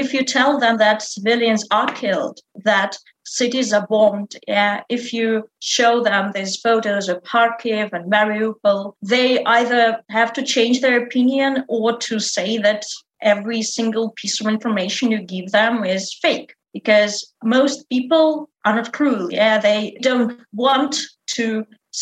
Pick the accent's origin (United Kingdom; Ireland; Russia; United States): Russia; English is a second language; now in Moscow, Russia